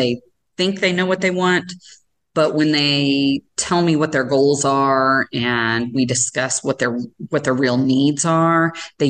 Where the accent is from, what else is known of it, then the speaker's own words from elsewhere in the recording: Sikeston, Missouri, United States; moved away as an adult; now in Kansas City, United States; I was from a small town originally. I'm from Southeast Missouri, a little town called Sykeston